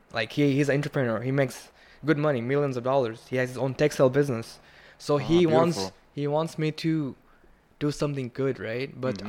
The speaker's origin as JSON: {"language": "English", "country": "Bangladesh", "also_born_or_lived": "Kentucky", "moved": "as an adult", "lives_now": "New York City, United States", "said": "So I come from Bangladesh, right?"}